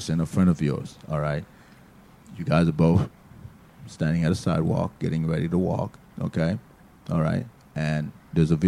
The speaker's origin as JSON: {"language": "English", "town": "Miami", "region": "Florida", "country": "United States", "moved": "as an adult", "said": "we're from Miami"}